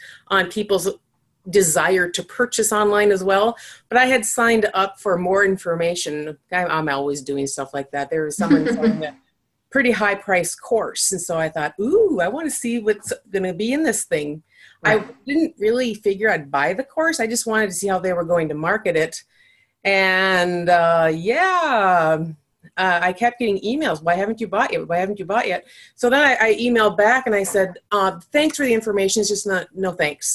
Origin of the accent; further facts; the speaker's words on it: Minnesota, United States; I'm Minnesotan